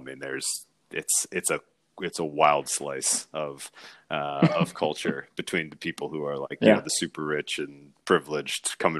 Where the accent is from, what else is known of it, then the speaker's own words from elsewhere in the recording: Northern Virginia, United States; now in California, United States; I grew up in the Washington, D.C. area, Northern Virginia, as a youth.